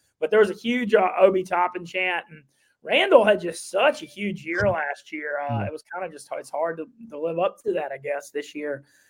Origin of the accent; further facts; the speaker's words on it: North Louisiana, United States; also born or lived in New Orleans; I'm from North Louisiana and there's always that funny, you know, North South divide.